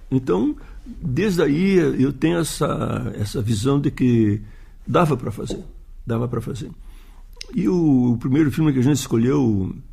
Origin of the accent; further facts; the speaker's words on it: Uruguaiana, Rio Grande do Sul, Brazil; porque eu sou de Uruguaiana, uma cidade da fronteira, do Pampa